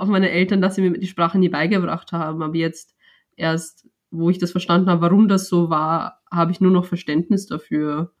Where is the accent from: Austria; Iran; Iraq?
Austria; Vienna; also born or lived in United States; seitdem ich vier Jahre alt bin, hier lebe und hier aufgewachsen bin, ist das ja auch mein Zuhause